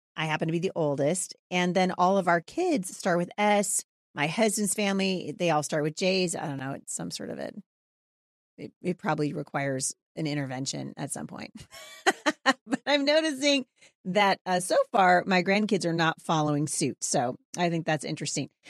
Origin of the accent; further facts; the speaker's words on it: Portland, Oregon, United States; also born or lived in Boring, Oregon / Gresham, Oregon; I was born in Portland, Oregon